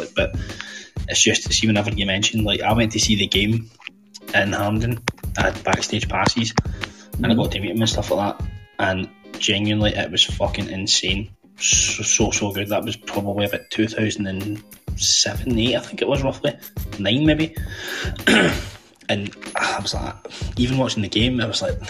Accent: Hamilton, Scotland, United Kingdom; I'm from Hamilton in Scotland

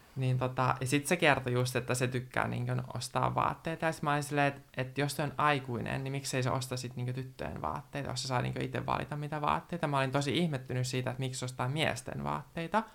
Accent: Naantali, Southwest Finland, Finland; moved away as an adult; now in Manchester, United Kingdom; olen Naantalista kotoisin, syntynyt siellä

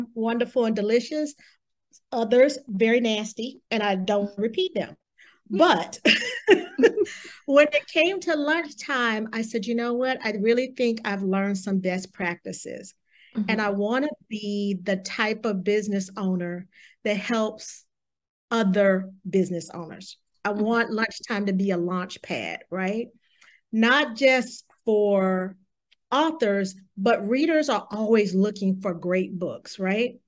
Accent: the South, United States; I'm from the South

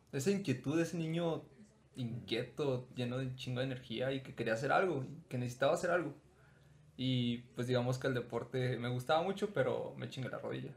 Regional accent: Mexico; nací en México

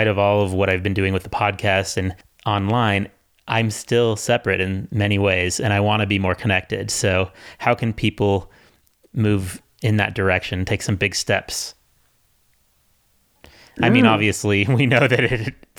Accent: Seattle, Washington, United States; moved away; I grew up in Seattle

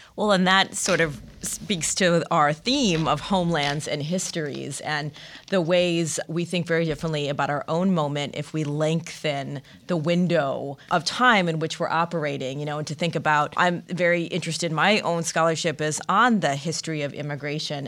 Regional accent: Michigan, United States; Growing up in Michigan, you would just crossover into Canada.

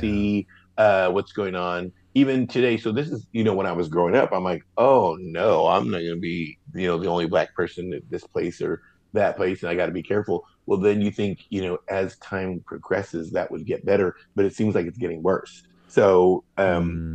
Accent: Portland, Oregon, United States; also born or lived in Santa Monica, California / Venice, Los Angeles, California; growing up in Portland

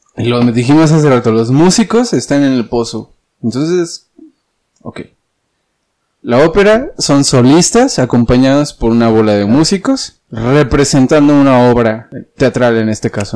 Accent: Dolores Hidalgo, Guanajuato, Mexico; yo soy de Dolores

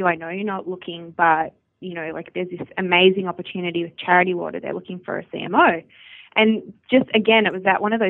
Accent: Australia; moved away as an adult; also born or lived in Melbourne, Australia; growing up in Australia, particularly in the outback, I was my primary school had 120 kids total

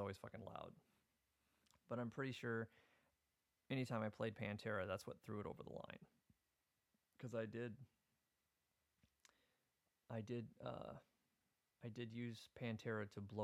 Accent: Iowa, United States; now in Minnesota, United States; I'm originally from Iowa

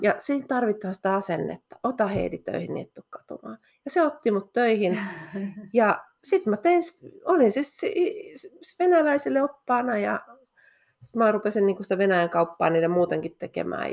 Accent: Helsinki, Uusimaa, Finland; moved away as an adult; also born or lived in Espoo / Rome / England; now in Levi, Finland; mä oon Helsingistä kotoisin, Helsingissä ja mm. Espoossa mm. asunut

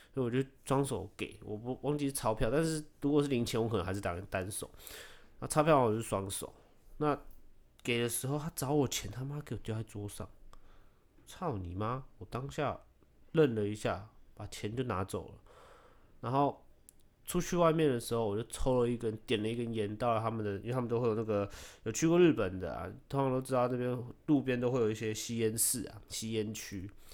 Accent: Taiwan; 我是台湾人

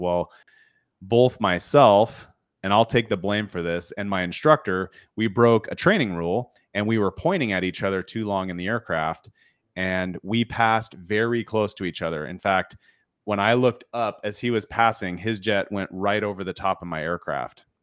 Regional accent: Washington, United States; I grew up in Washington State

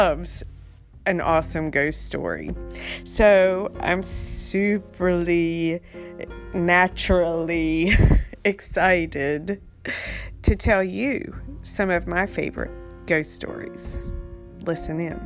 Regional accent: North Carolina coastline, United States; Growing up on the North Carolina coastline

